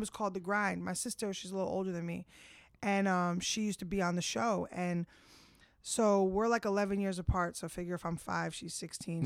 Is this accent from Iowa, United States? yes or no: no; Bergen County, New Jersey, United States; moved away as an adult; now in Queens, United States; I grew up in Jersey.